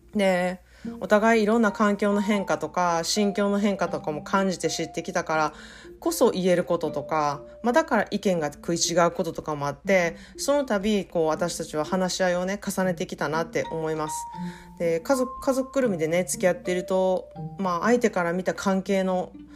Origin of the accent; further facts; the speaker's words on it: Japan; now in United States; 育ったのは日本だけれどもずっとアメリカで住んで英語でやってきてる